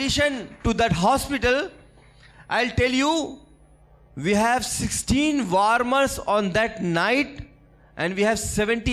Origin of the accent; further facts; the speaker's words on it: Gorakhpur, Uttar Pradesh, India; I am from Gorakhpur. I am from Uttar Pradesh